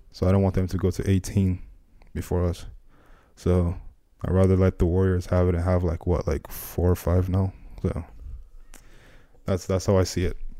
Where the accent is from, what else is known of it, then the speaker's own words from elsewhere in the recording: Nigeria; moved away; growing up in Nigeria